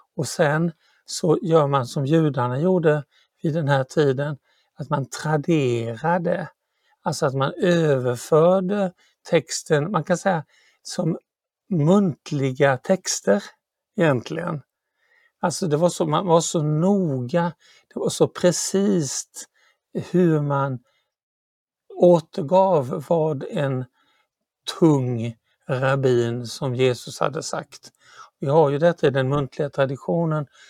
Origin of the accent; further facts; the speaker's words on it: Sweden; jag är ju svensk